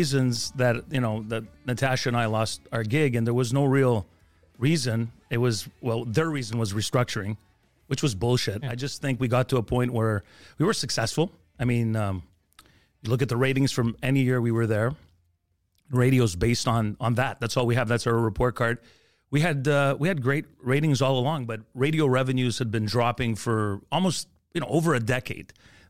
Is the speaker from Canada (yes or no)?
yes; Montreal, Quebec, Canada; You know, I grew up in the East End, Rosemont, near the Olympic Stadium, moved to Montreal North, had to work on getting rid of my accent if I really wanted to be taken seriously at the time in radio.